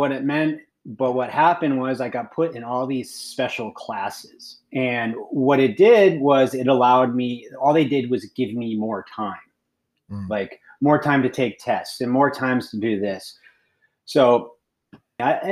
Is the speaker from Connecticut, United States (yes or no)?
yes; Connecticut, United States; I am originally from Connecticut, so the east side of the country. I grew up two sisters